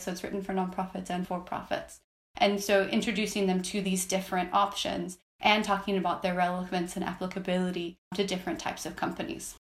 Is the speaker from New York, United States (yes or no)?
no; Minnesota, United States; I actually grew up in Minnesota